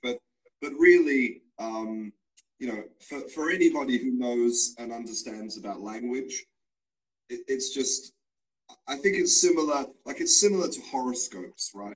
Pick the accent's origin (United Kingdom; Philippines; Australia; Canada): Australia; now in Spain; I was born in Australia, but now I live and I work in Spain